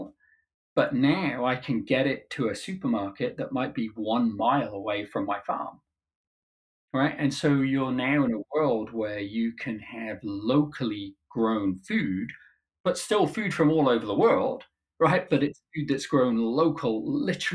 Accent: Cornwall, South West England, United Kingdom; moved away as an adult; now in United States; when I was growing up in Cornwall

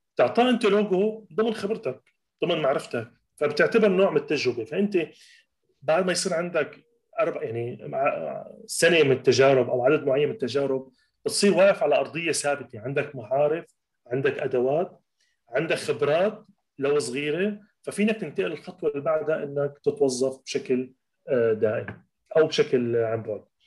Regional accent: Latakia, Latakia Governorate, Syria; moved away as an adult; رجعت على اللاذقيه على مدينتي اللاذقيه

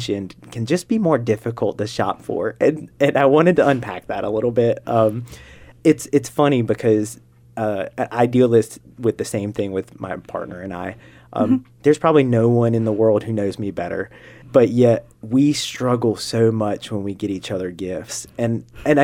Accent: North Carolina, United States; I'm from North Carolina

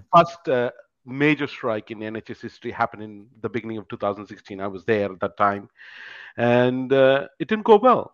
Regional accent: India; moved away as an adult; also born or lived in United Kingdom; now in Canada; I'm originally from India

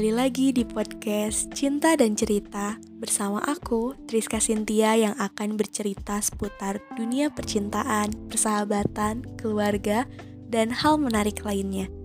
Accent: Bandung, West Java, Indonesia; aku ini asli dari Bandung, jadi aku sama dia itu LDR Bandung Jakarta.

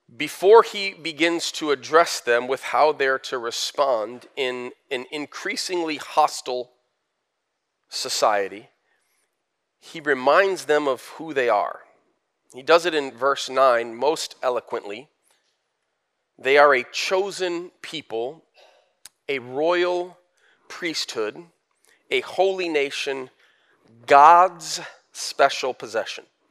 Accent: United States; forty-eight years of growing up in America

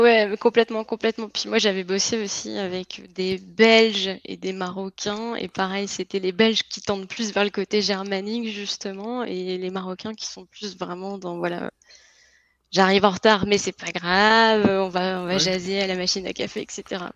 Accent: Lille, Hauts-de-France, France; accent: French; moved away as an adult; now in Quebec, Canada; je suis de France et euh, plus précisément de Lille, donc c'est le nord de la France, près de la Belgique

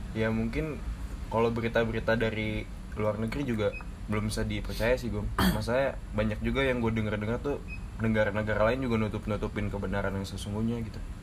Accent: Bogor, West Java, Indonesia; Gua dari Bogor

